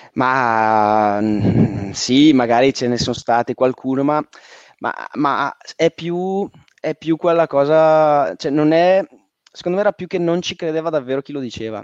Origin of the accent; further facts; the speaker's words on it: Valle Camonica, Lombardy, Italy; also born or lived in Milan; Io sono originario, zona di provincia, sono originario della Valle Camonica